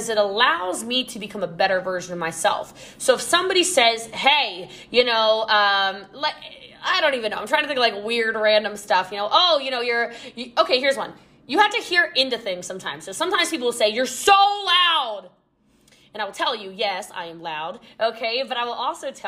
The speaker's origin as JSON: {"language": "English", "region": "Maryland", "country": "United States", "moved": "yes", "lives_now": "Texas, United States", "said": "I'm from Maryland originally. I live in Texas now"}